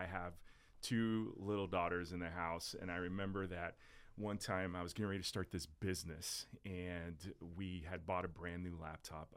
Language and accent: English; South Florida, United States; also born or lived in New Jersey; I was born in Jersey, raised in South Florida